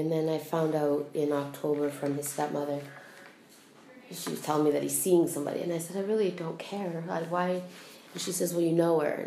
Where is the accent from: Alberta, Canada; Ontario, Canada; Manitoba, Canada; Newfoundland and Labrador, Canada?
Alberta, Canada; now in Prince Edward Island, Canada; I'm from Alberta, originally.